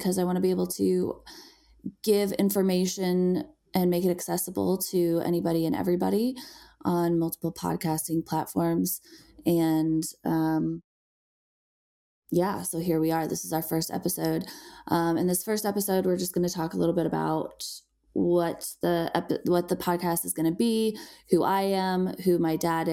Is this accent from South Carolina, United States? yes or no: no; Illinois, United States; moved away as an adult; now in Colorado, United States; I was raised in Illinois.